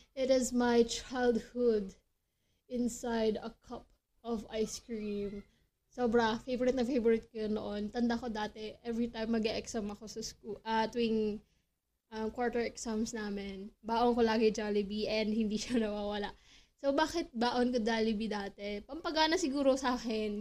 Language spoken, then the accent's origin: Tagalog; Philippines; being a Filipino